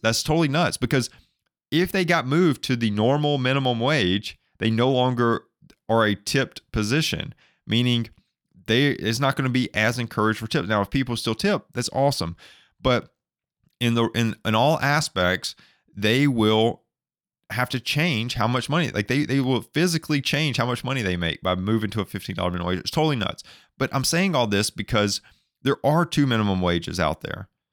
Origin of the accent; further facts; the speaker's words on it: Alabama, United States; I'm from Alabama